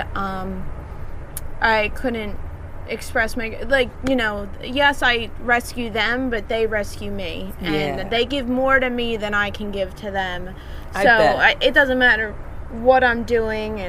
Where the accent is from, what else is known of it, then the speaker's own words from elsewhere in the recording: Delaware County, Pennsylvania, United States; we grew up here in Delco, so, you know, all our family's still here